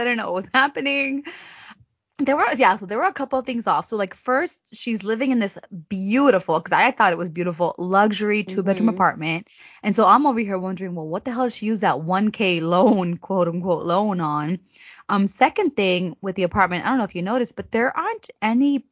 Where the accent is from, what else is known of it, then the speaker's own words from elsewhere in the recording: United States; I'm American